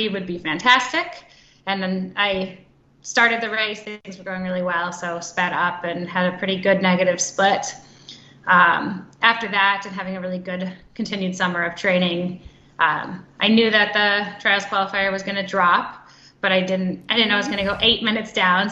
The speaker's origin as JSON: {"language": "English", "region": "Minnesota", "country": "United States", "said": "I am from Minnesota"}